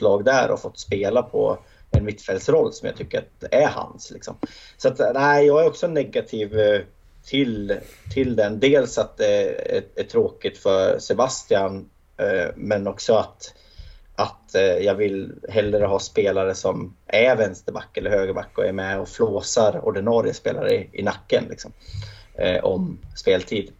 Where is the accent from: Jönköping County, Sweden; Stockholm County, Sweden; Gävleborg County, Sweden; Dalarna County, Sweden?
Gävleborg County, Sweden; Hälsingland; Jag som hälsing